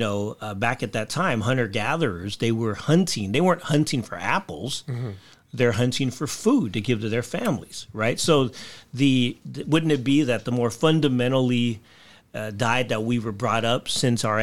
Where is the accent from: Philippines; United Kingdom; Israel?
Philippines; I'm Filipino